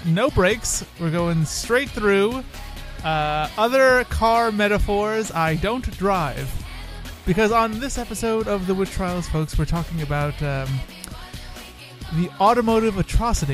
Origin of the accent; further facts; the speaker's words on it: New York City, New York, United States; we're both from New York City